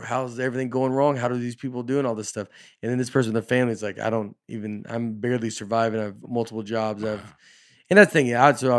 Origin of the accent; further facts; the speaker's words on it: Liverpool, North West England, United Kingdom; I'm from Liverpool.